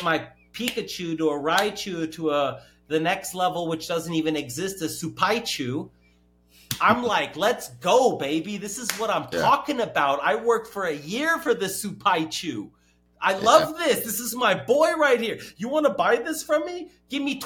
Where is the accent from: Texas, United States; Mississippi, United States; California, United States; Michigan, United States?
California, United States; I'm from California.